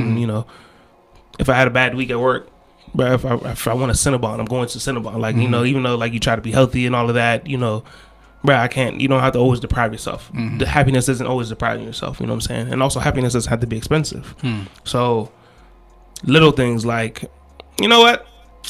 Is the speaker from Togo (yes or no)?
no; Ghana; I'm trying doing my best as a Ghanaian DJ to push Ghanaian music out there.